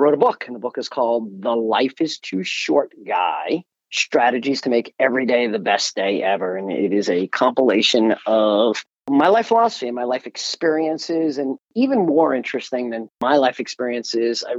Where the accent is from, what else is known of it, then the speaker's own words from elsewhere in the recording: United States; we are collectively, as an American people